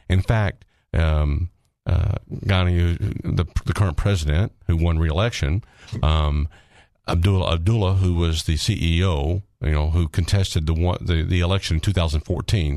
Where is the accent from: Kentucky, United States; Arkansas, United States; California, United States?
Arkansas, United States; I'm from Arkansas. I'm an Arkansan, but I'm I'm an American